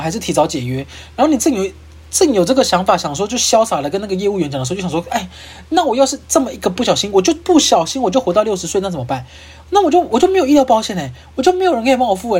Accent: Kaohsiung, Taiwan; now in Taipei, Taiwan; 因为我是高雄人

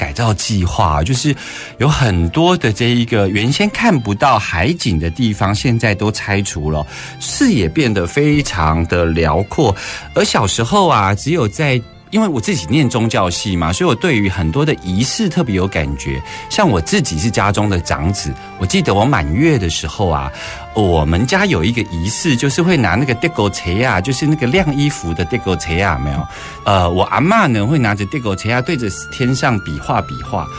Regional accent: Keelung, Taiwan; 我大概成长的地方都在基隆哦。

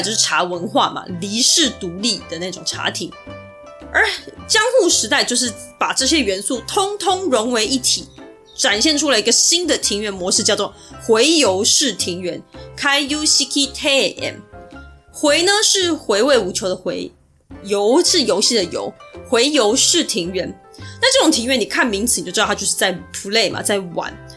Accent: Taiwan; 反正就是大家身为台湾人

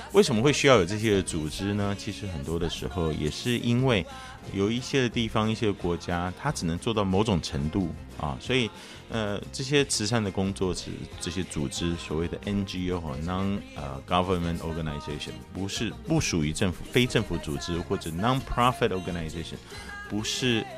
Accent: Taiwan; 我们台湾有的时候真的很热

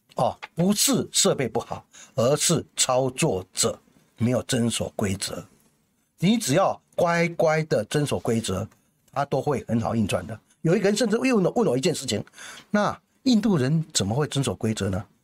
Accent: Taiwan; 我们台湾人没有比人家聪明

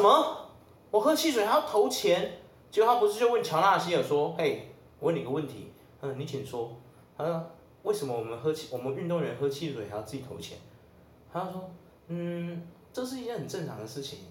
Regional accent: Taiwan; 我们台湾人一直没办法解决的一个

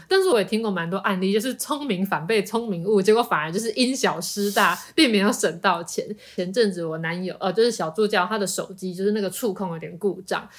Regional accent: Taipei, Taiwan; also born or lived in Tainan; 我是台北人

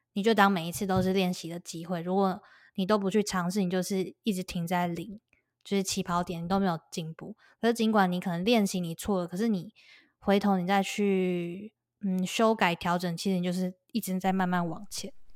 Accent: Taiwan; moved away as an adult; now in United States; 我们是台湾人，然后我们讲中文

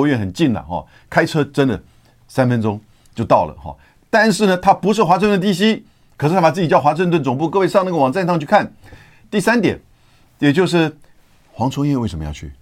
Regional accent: Taiwan; 我们台湾人

